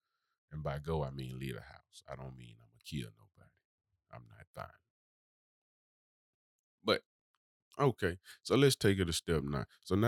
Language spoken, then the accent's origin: English; Birmingham, Alabama, United States; from Birmingham, baby.